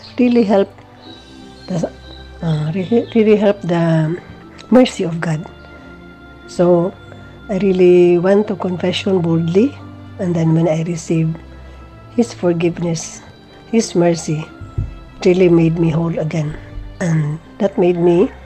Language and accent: English; Philippines; from the Philippines.